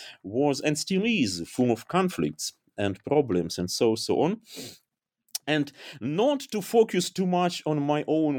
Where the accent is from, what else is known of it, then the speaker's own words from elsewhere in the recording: Dnipro, Dnipropetrovsk Oblast, Ukraine; moved away as an adult; also born or lived in Kyiv; now in Germany; So it sounds strange, maybe even crazy, but this book project about my hometown brought me to Germany.